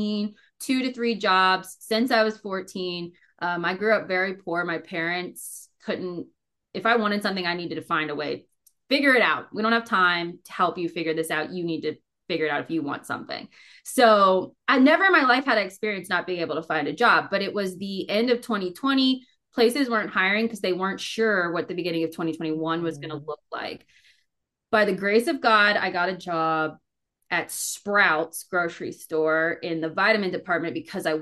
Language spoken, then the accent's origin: English; Maryland, United States; moved away as an adult; also born or lived in Delaware; now in Fort Collins, United States; I'm originally from Maryland.